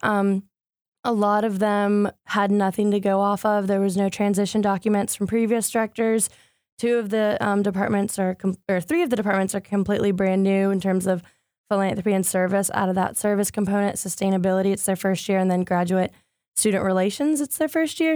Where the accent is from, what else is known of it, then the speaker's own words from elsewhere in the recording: Greenville, North Carolina, United States; now in Raleigh, United States; originally, I'm from Greenville, North Carolina. I lived there since I was seven